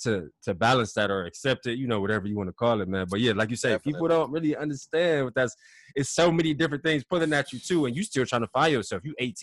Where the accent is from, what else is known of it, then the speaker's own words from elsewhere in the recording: Ohio, United States; also born or lived in Iowa City, Iowa; I'm from Ohio.